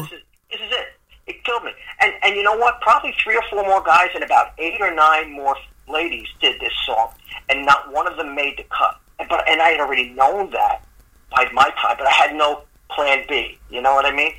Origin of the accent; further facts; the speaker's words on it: New York City, New York, United States; moved away as an adult; I'm originally from the Bronx.